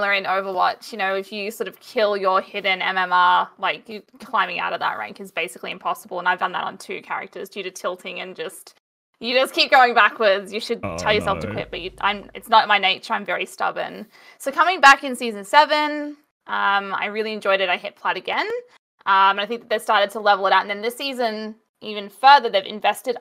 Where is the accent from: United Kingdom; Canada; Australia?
Australia; as an Aussie